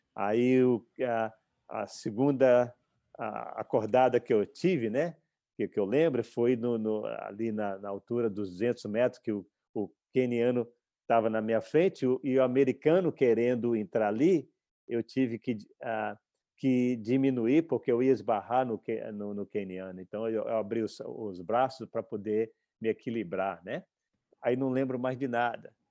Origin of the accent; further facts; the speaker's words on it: Brazil; moved away as an adult; vim para cá com 18 anos, como, como eu disse, eu tive que renascer no outro país. Ah, eu vim para cá com a passagem só de vinda, porque eh, quando eu, quando eu, saí do Brasil